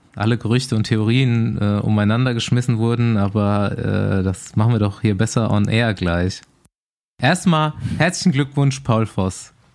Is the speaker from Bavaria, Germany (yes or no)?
yes; Aschaffenburg, Bavaria, Germany; moved away; ich habe mich mal wieder in meine Heimat verpisst